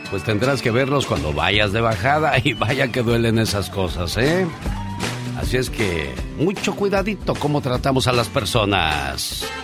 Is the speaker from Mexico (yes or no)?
yes; Mexico; Yo como soy mexicano